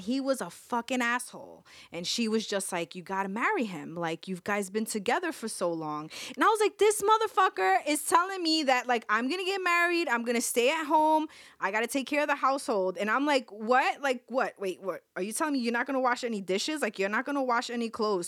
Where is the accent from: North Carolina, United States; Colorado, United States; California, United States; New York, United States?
New York, United States; New York City; we grew up in Fort Greene. We grew up in Fort Greene